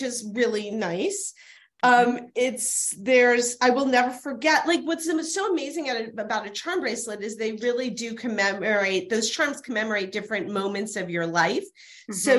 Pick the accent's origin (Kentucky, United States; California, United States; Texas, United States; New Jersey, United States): Kentucky, United States; Louisville; I'm from Louisville, Kentucky